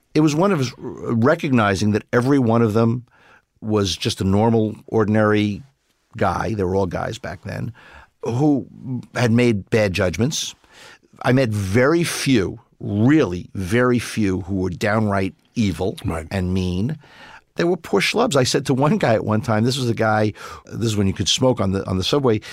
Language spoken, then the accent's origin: English; New York City, New York, United States; I grew up in Brooklyn